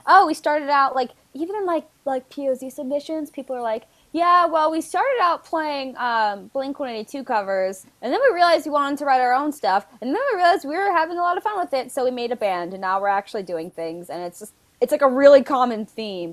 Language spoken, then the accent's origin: English; Connecticut, United States; I'm from Connecticut